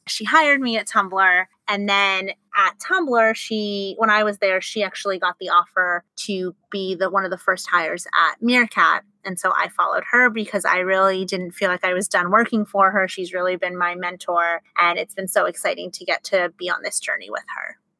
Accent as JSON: {"language": "English", "town": "Los Angeles", "region": "California", "country": "United States", "tie": "born or raised there", "said": "Grew up in Los Angeles"}